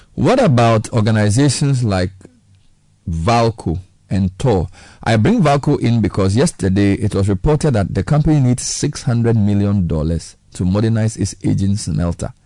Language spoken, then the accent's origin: English; Ghana; As a Ghanaian